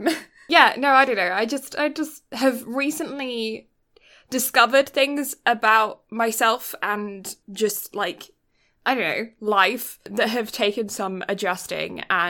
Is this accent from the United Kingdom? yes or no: yes; United Kingdom; And no, I'm just British, so translucent.